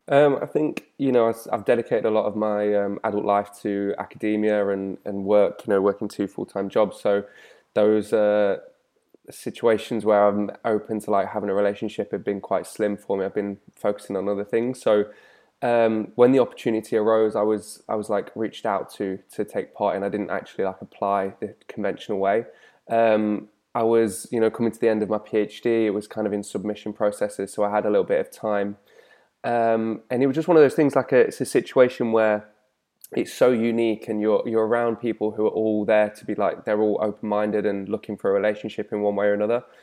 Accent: the Midlands, England, United Kingdom; growing up in the Midlands

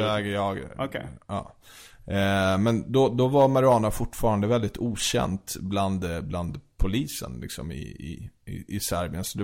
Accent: Sweden; born there; Alltså jag är född i Sverige.

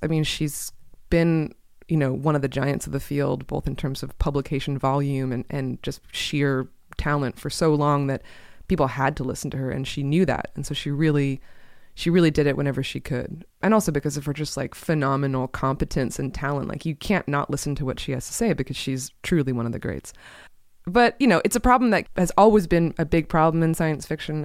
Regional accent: Portland, Oregon, United States; Portland, which is where I grew up

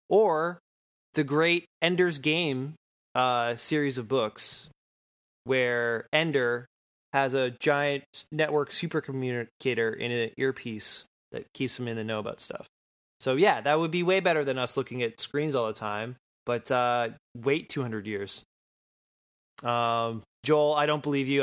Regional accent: Sault Ste. Marie, Ontario, Canada; I'm from Sault Ste. Marie

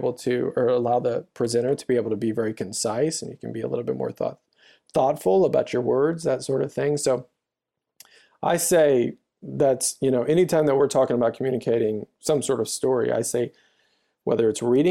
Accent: Louisiana, United States; I grew up in the South in Louisiana, and it was a country church. 12,000 people lived in the town.

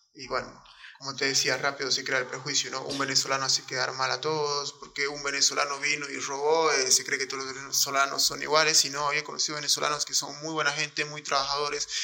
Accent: Bolivia; soy un boliviano recontra orgulloso de haber nacido en esta tierra

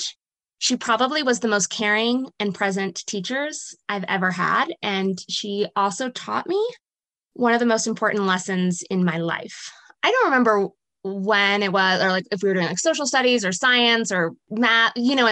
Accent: Princeton, New Jersey, United States; I grew up in New Jersey, right outside of Princeton, New Jersey

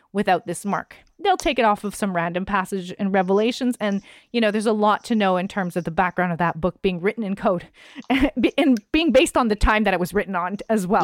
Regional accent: Canada; as a Canadian

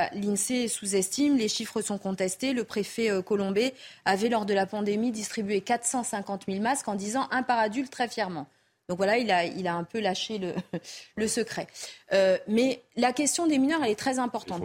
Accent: Mayotte, France; Nous, on est français depuis 1841, on a choisi de le rester, on s'est battu pour le rester. Les autres ont souhaité être indépendant. Mais très bien, Vraiment, pour nous, Mahoraises et Mahorais

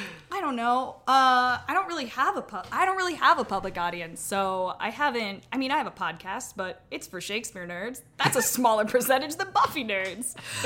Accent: Santa Barbara, California, United States; now in Los Angeles, United States; I'm from Santa Barbara. And so, like, I have kind of a skewed perspective of my talents, and it's not really until I moved

